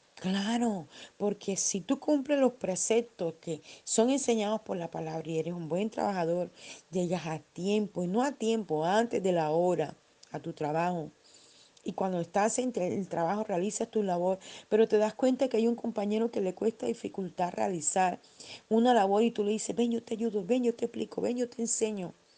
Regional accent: Barranquilla, Atlántico, Colombia; en mi país, eh, en, Colombia, en Barranquilla

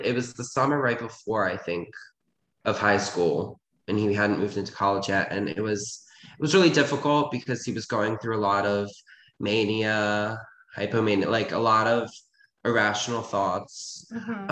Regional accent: Reisterstown, Maryland, United States; I was born in like this suburban town. It's called Ricerstown

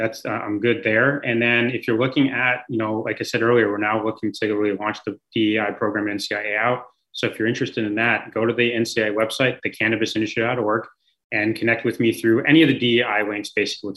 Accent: San Francisco, California, United States; moved away; I grew up in San Francisco by that beach

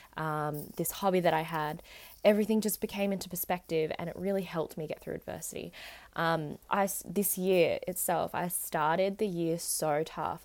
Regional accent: Australia; also born or lived in Vietnam; I definitely am more Australian

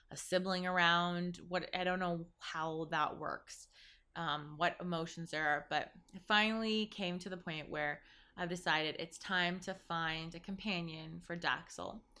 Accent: Zambia; born there; some of you know I was born in Zambia, Africa

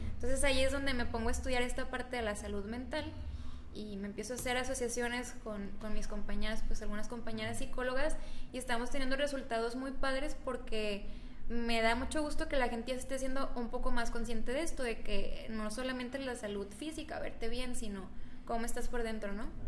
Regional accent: Cuauhtémoc, Mexico; yo soy de Cuauhtémoc. Mi papá es como el médico del pueblo, siempre fue el médico del pueblo. Entonces yo desde chiquita veía el desfiladero de gente

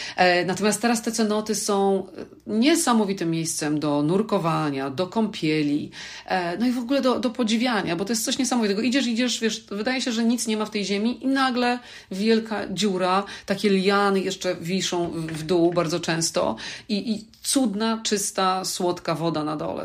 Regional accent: Poland; moved away; pochodzę z Polski

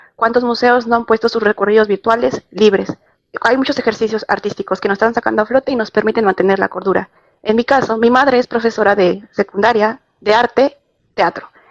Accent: Mexico; moved away as an adult; now in Spain; volver a mi país es complicado, a México

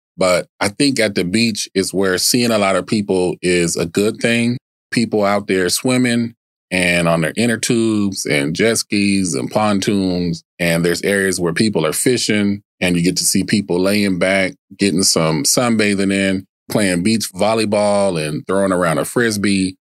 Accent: Tacoma, Washington, United States; also born or lived in Baltimore, Maryland; now in Arizona, United States; despite Maryland being my birth state, I was raised on the West Coast. West Side. Northwest to be exact. Tacoma, Washington

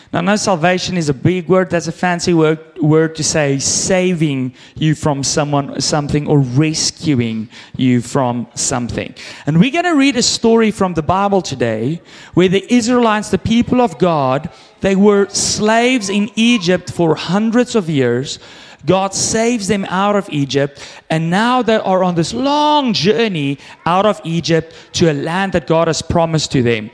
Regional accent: South Africa; now in Canada; I grew up in South Africa

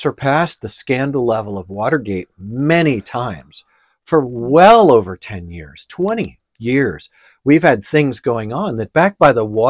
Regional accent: New York, United States; So I grew up in the Italian area of New York.

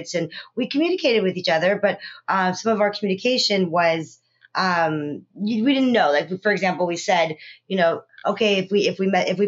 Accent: California, United States; also born or lived in South Africa; I was born in South Africa, raised in California.

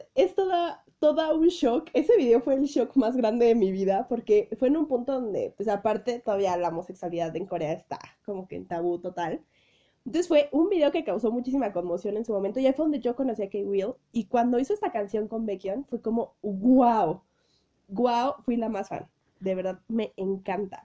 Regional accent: Mexico; soy de México

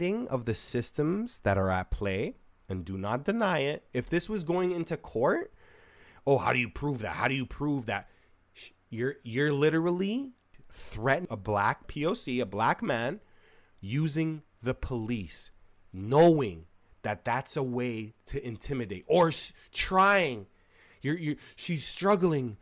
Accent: Canada; I'm from Canada

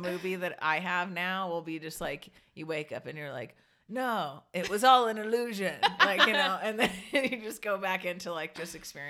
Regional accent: Curaçao; moved away; I grew up in Curacao, which is like basically a third world country island

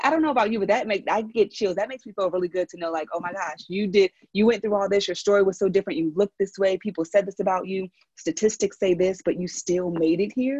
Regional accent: Philadelphia, Pennsylvania, United States; accent: Philly; now in San Francisco, United States; from Philly. And so sometimes my little Philly accent comes out

